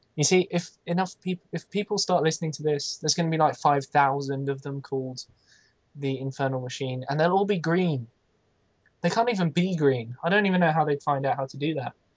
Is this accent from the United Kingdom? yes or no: yes; United Kingdom; I'm British